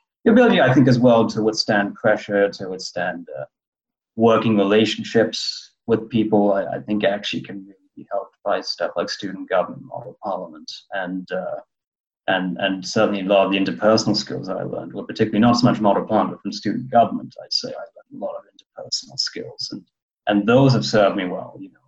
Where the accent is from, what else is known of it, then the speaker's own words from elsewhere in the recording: London, United Kingdom; born there; Well, I was born in London, and so a British citizen as well as a Canadian citizen